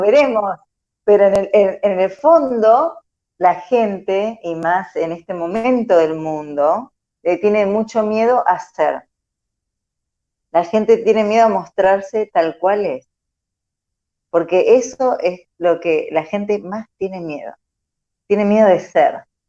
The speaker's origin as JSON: {"language": "Spanish", "country": "Argentina", "said": "somos una sociedad argentina muy psicoanalítica, muy carne de diván"}